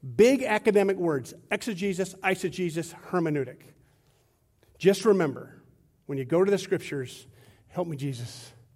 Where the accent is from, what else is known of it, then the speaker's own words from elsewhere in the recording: United States; I'm as American as they come